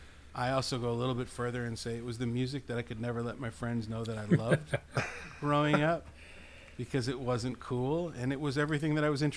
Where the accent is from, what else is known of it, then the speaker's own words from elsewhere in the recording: Milwaukee, Wisconsin, United States; I wish my hometown would have supported the 20-year-old Kevin Suker and the 20-year-old … differently.